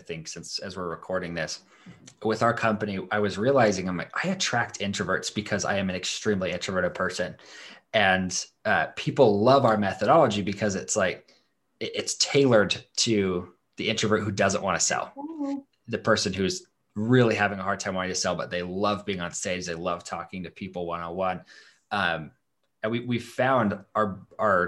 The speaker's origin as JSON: {"language": "English", "region": "Idaho", "country": "United States", "said": "I'm from Idaho"}